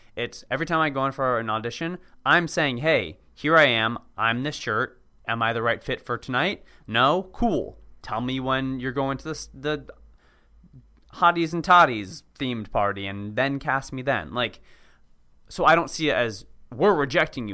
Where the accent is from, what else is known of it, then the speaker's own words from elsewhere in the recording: Cambridge, Massachusetts, United States; moved away as an adult; also born or lived in Washington, D.C.; now in Los Angeles, United States; I grew up in Cambridge